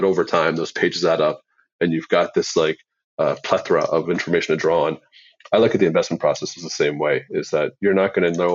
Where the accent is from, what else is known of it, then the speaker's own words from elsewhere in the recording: Canada; I'm Canadian